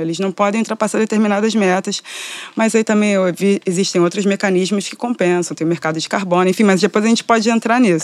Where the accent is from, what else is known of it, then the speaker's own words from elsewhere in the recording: Rio de Janeiro, Brazil; Eu sou da, norte, da Zona Norte do Rio de Janeiro, do subúrbio